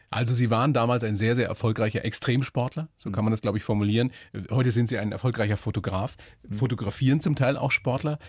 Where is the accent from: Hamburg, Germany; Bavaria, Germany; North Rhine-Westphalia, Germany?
Bavaria, Germany; Weiden; ich bin ja auch Oberpfälzer aus Weiden